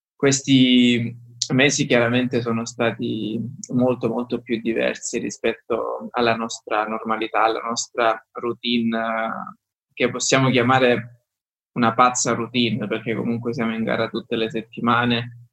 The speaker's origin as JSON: {"language": "Italian", "country": "Italy", "moved": "yes", "lives_now": "Belgium", "said": "per noi italiani"}